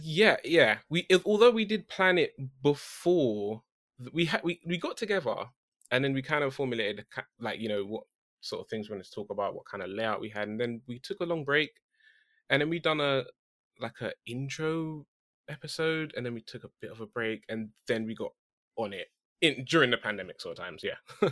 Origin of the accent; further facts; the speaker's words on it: United Kingdom; I'm that British guy